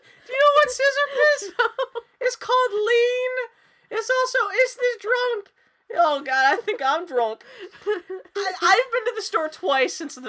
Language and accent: English; Pittsburgh, Pennsylvania, United States; I'm from Pittsburgh.